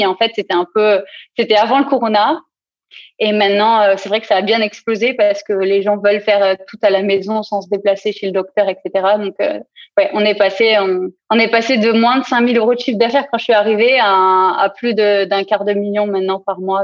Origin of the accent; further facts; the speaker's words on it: south-east France, France; moved away as an adult; also born or lived in Lyon / Paris; now in Berlin, Germany; je suis originaire du sud-est de la France